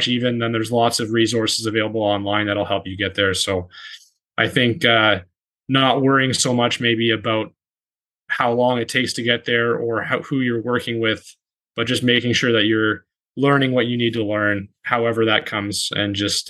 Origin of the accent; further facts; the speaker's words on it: Toronto, Ontario, Canada; when we were growing up in Toronto